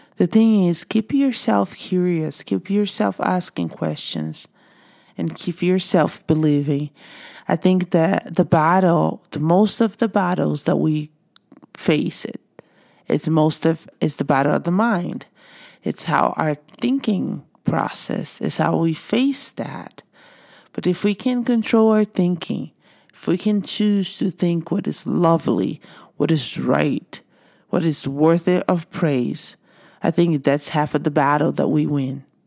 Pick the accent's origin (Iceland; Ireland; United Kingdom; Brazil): Brazil; moved away as an adult; now in United States; I am originally from Brazil